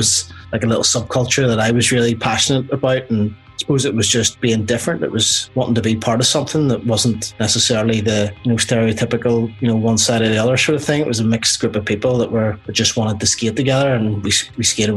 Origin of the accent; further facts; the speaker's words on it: Coleraine, Northern Ireland, United Kingdom; also born or lived in Belfast; now in Groomsport, United Kingdom; Born in Belfast, yeah. And then spent a lot of my time growing up in the North Coast. So about 60 miles north of Belfast in a small town called Coleraine